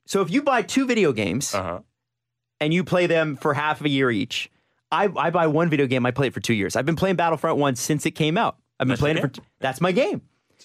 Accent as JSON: {"language": "English", "town": "Toronto", "region": "Ontario", "country": "Canada", "said": "But since we're from Scarborough and therefore the gutter"}